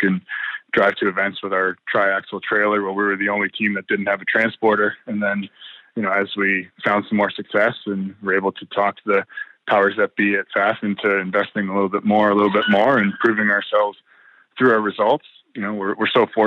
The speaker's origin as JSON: {"language": "English", "country": "Canada", "said": "us Canadians"}